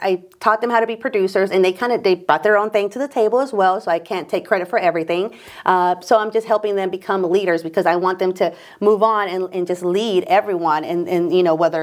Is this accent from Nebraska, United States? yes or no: yes; Omaha, Nebraska, United States; I grew up in South Omaha